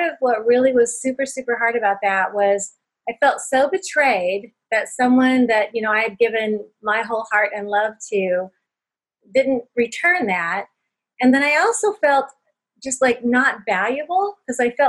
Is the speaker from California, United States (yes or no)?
yes; California, United States; moved away as an adult; now in Indiana, United States; we're from California